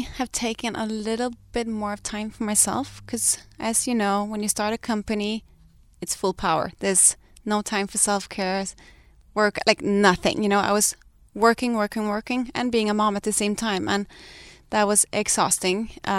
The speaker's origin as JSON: {"language": "English", "country": "Denmark", "moved": "as an adult", "said": "we came here from Denmark with nothing. We lived out of my friend's guest house in a valley with a little baby, and we have really built something together."}